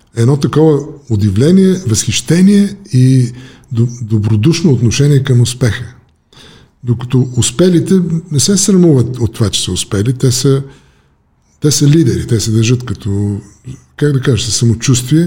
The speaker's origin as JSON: {"language": "Bulgarian", "country": "Bulgaria", "also_born_or_lived": "United States", "moved": "as an adult", "said": "избягах от България"}